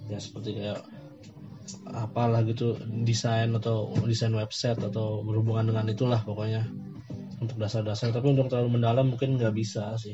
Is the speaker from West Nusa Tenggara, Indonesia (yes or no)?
yes; West Nusa Tenggara, Indonesia; mau pulang ke lombok atau di Bandung kayaknya kalau untuk kerja gue tuh nyari di kalau di daerah gue susah ya untuk nyari kerja